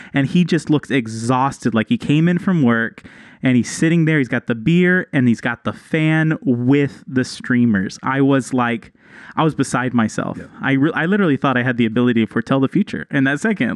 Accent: Texas, United States; now in Mexico; I'm from Texas

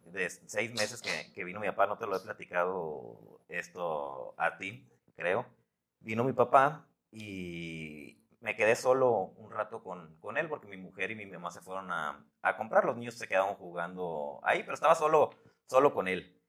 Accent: Los Mochis, Sinaloa, Mexico; moved away; also born or lived in Guadalajara; Mochis, de donde, donde, de donde yo soy

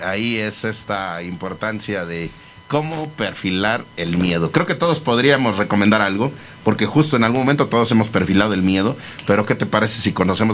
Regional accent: Mexico; como mexicanos a veces cuesta trabajo

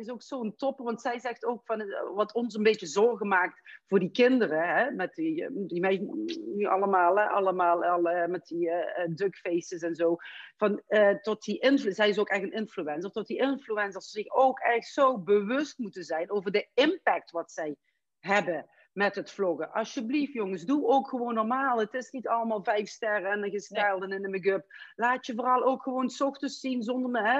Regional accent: Amsterdam, North Holland, Netherlands; je hoort dat ik uit Amsterdam kom, dus hè, voor, voor mij was dat ook in het begin eh, heel, heel

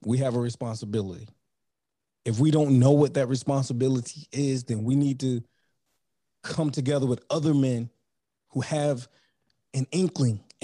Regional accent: North Carolina, United States; also born or lived in New York; I was born in New York, raised in North Carolina

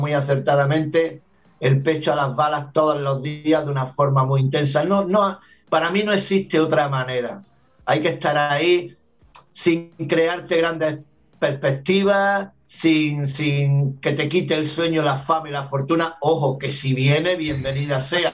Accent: Granada, Andalusia, Spain; moved away as an adult; also born or lived in Argentina; nací en Granada, en la, ciudad de Granada, en Andalucía, en el sur de España, cuna del flamenco

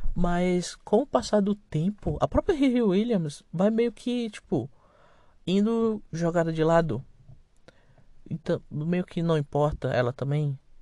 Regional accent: Brazil; Sou brasileiro

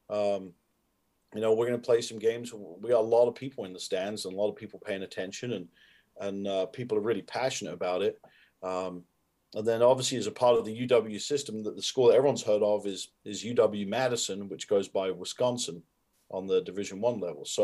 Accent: United Kingdom; I think I am aware of like, hey, I'm a Brit doing this, but I don't approach myself as like, okay, what has a Brit never done before?

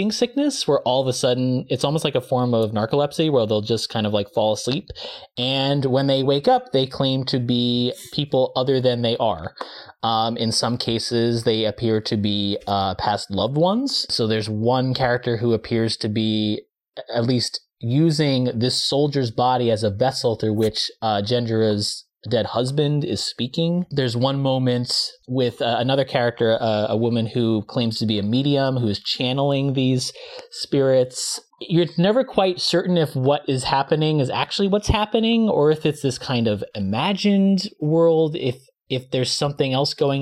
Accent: United States; as an American

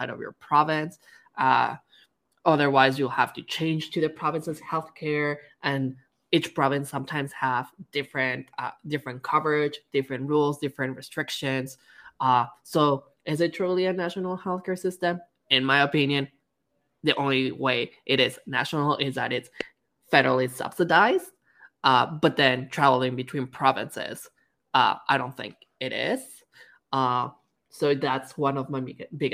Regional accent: Mexico; I'm Mexican, so of course I have deeper roots there

